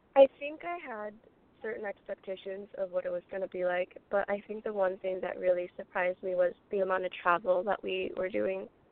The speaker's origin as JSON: {"language": "English", "region": "California", "country": "United States", "also_born_or_lived": "Colorado", "said": "there are so many great schools in California that are within 25, 30 minutes of where I'm from"}